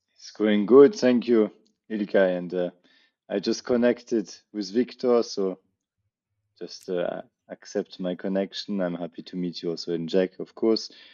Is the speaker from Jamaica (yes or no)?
no; Paris, Île-de-France, France; we have the Olympic Games in my hometown this uh, summer